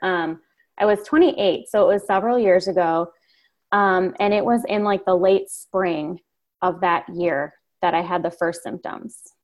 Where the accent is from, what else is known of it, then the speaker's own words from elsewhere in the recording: Chicago suburbs, Illinois, United States; I grew up in the Chicago suburbs.